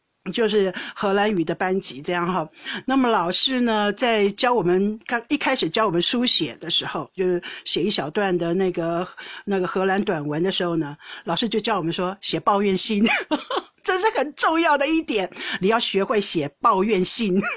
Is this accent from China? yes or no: yes; China; 所以一旦我说中国人叫骄傲，我就会说历史文化，我们五千年的文化。